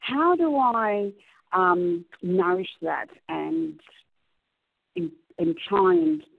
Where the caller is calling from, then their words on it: Sydney, New South Wales, Australia; I'm from Sydney, Australia.